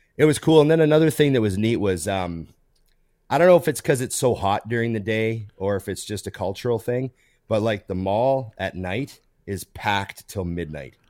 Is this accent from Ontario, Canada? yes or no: no; Edmonton, Alberta, Canada; I grew up near West Edmonton Mall, which was, for a long time, the biggest mall in the world